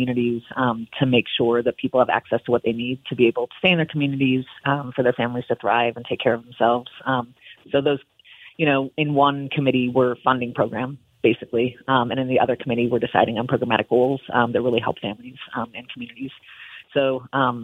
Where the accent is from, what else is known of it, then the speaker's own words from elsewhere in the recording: Midwest, United States; moved away as an adult; now in Helena, United States; I grew up in the Midwest and moved west about 20 years ago to Helena.